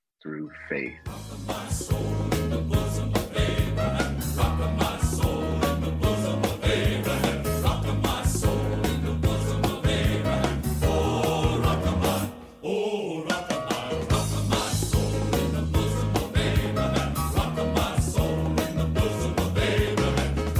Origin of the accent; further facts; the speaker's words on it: Miami, Florida, United States; When I was growing up in Liberty City, a neighborhood in Miami, Florida